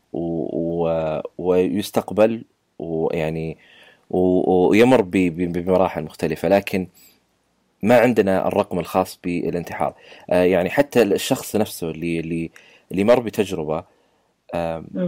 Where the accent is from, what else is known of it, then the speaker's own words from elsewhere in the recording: Saudi Arabia; عندنا بالسعوديه